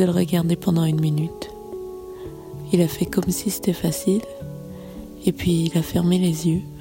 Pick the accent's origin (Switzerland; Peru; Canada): Canada; moved away; j'étais reléguée en tant que Canadienne